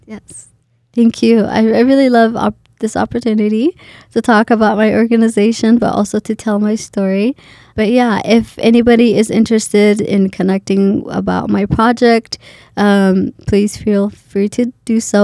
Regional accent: Boise, Idaho, United States; moved away as an adult; also born or lived in Kenya; now in Minnesota, United States; for Idaho, even though it's my hometown, I'm from here

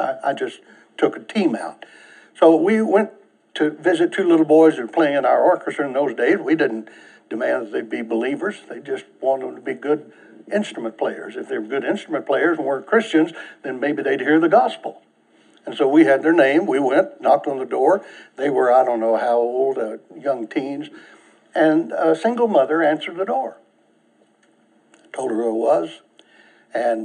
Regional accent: United States; the privilege of being an American

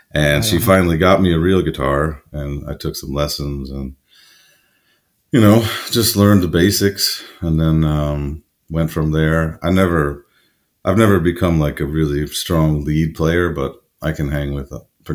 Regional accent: Chicago, Illinois, United States; also born or lived in New Orleans; now in Stockholm, Sweden; I grew up in Chicago.

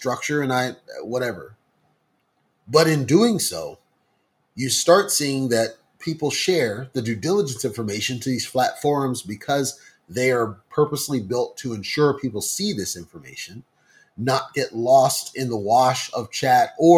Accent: United States; speaking as an American

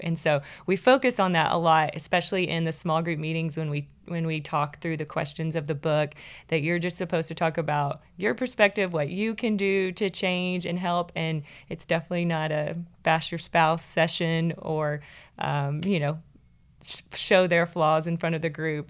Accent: Kilgore, Texas, United States; I grew up in Kilgore, Texas

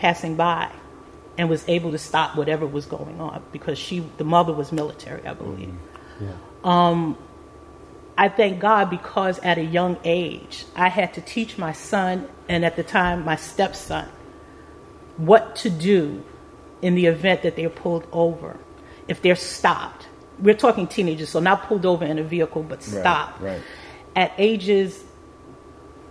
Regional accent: New York City, New York, United States; moved away as an adult; also born or lived in Brooklyn, New York; now in Herndon, United States; I was born and raised in the Bronx, but I raised my family after getting married in Brooklyn, New York

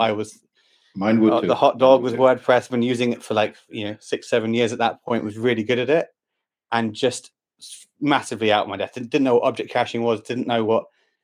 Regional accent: London, United Kingdom; I'm from London, England, and I work for XWP

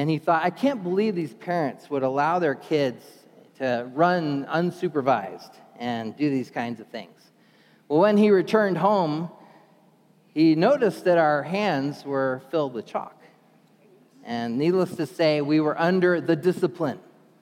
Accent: New Jersey, United States; moved away; I was born in Jersey, New Jersey

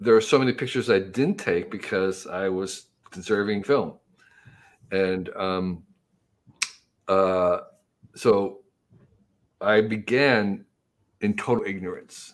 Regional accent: New Jersey, United States; where I grew up in New Jersey, in the 1950s and 60s

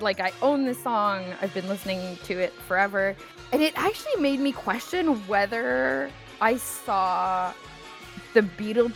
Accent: Canada; I'm Canadian

